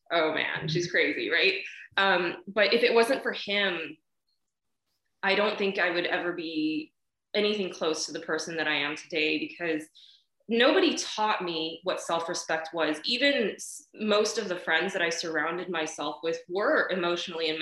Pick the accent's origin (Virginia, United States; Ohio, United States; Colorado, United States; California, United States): California, United States; Born and raised in California, you know, never stepped foot in China, never will. My family's from Taiwan anyway